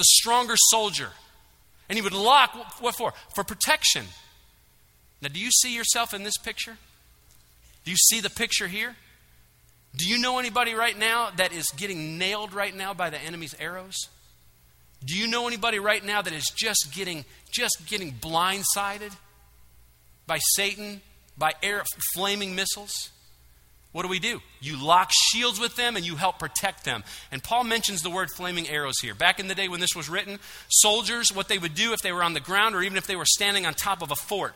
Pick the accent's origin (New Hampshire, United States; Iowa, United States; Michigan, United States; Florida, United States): Michigan, United States; now in Georgia, United States; I'm from Michigan